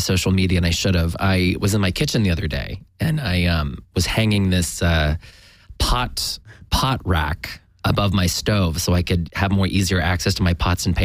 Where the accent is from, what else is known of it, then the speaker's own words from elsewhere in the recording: Sacramento, California, United States; moved away; I'm actually originally from Sacramento